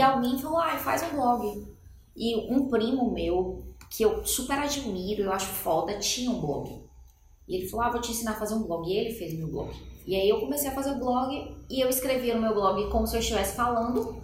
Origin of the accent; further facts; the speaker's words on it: Salvador, Bahia, Brazil; moved away; quando eu era criança, morava em Salvador